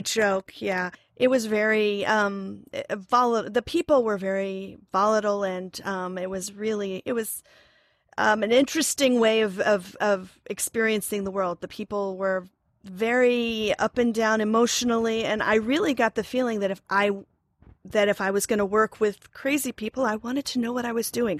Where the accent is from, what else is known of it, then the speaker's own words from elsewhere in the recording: Oklahoma, United States; moved away as an adult; also born or lived in New York; now in Ossining, New York, United States; I'm originally from Oklahoma, where I have a degree in theater.